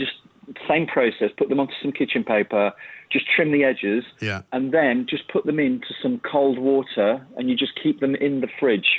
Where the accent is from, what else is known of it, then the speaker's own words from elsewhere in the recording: Yorkshire and the Humber, United Kingdom; I grew up, I'm a Yorkshire lad